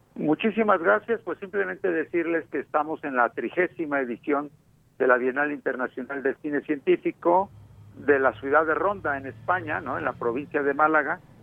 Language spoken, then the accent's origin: Spanish; Mexico; moved away as an adult; now in Madrid, Spain; aunque soy mexicano, la coordino desde Madrid desde hace más de 10 años